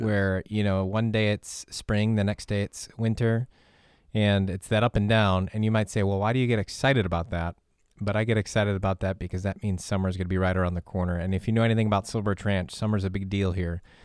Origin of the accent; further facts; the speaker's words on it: Midwest, United States; growing up in the Midwest